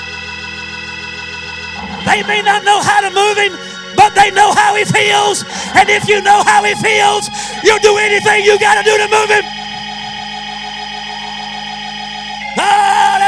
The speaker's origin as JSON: {"language": "English", "region": "Eastern North Carolina", "country": "United States", "said": "I'm from Eastern North Carolina"}